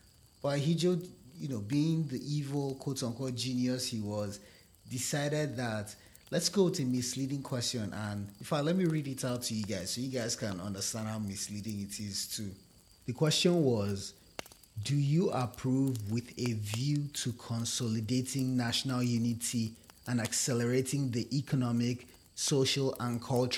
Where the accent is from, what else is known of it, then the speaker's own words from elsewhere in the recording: Nigeria; Us Nigerians find fellow Nigerians to be too domineering also